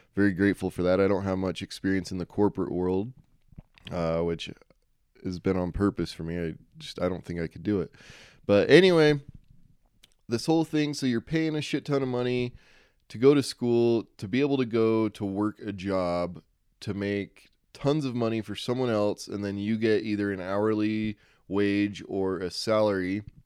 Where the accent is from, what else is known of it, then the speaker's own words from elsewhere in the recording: Utah, United States; I'm from Utah